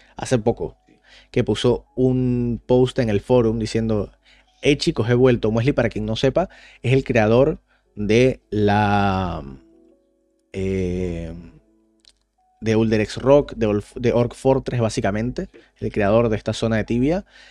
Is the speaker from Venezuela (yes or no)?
yes; Caracas, Venezuela; moved away; cuando yo me fui de Venezuela